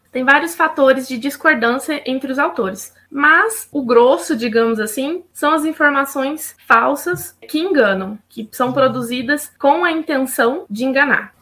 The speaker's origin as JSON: {"language": "Portuguese", "town": "Uberaba", "region": "Minas Gerais", "country": "Brazil", "tie": "born or raised there", "also_born_or_lived": "Belo Horizonte", "moved": "as an adult", "said": "Eu sou de Uberaba mesmo"}